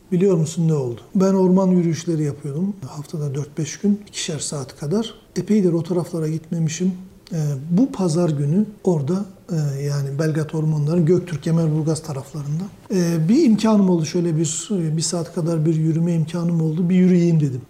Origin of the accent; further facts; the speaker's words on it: Black Sea region, Trabzon, Turkey; also born or lived in Istanbul; now in Ankara, Turkey; biz Karadenizliyiz neticede bizim şey parlama noktamız, kaynama noktamız çok düşük